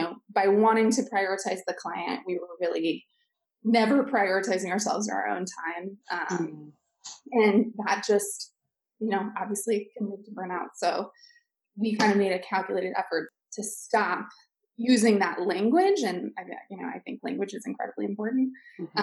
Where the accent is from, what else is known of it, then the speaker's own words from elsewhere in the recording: Seattle, Washington, United States; moved away as an adult; now in Washington, D.C., United States; Originally, I'm from Seattle, but moved to DC, I think exactly 10 years ago